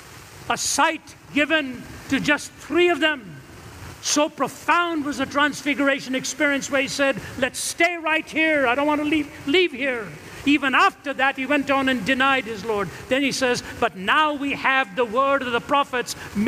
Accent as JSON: {"language": "English", "region": "Delhi", "country": "India", "tie": "born or raised there", "moved": "yes", "said": "I come from India. My father was from Kerala. My mother was from Chennai. I was raised in Delhi."}